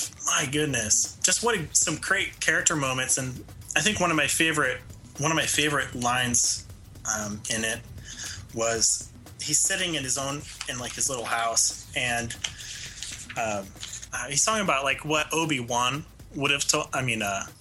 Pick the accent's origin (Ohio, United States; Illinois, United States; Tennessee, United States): Illinois, United States; Jacksonville; I grew up in Jacksonville, Illinois, which has actually a large community of deaf